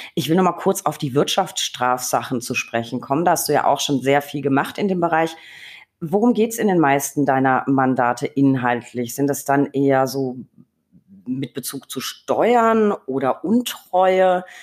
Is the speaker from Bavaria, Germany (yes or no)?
yes; Franconia, Bavaria, Germany; meine Heimat, das Frankenland